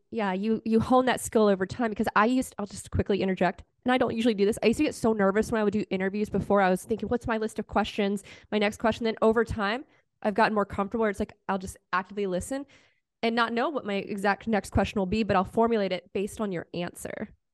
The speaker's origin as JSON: {"language": "English", "region": "Virginia", "country": "United States", "also_born_or_lived": "North Carolina", "moved": "yes", "said": "I'm originally from Virginia"}